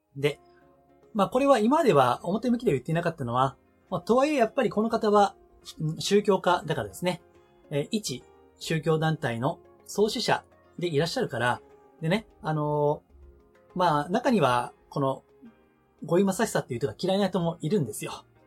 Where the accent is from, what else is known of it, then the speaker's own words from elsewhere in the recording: Amagasaki, Hyogo, Japan; 出身は兵庫県の尼崎